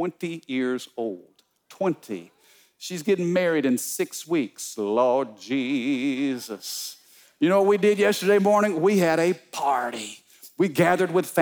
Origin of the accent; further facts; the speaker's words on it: Midwest, United States; now in Louisiana, United States; I'm a boy from the Midwest